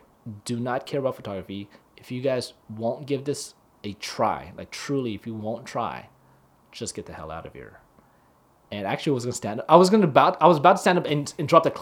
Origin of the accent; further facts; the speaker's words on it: Hawaii, United States; I'm from Hawaii, bro.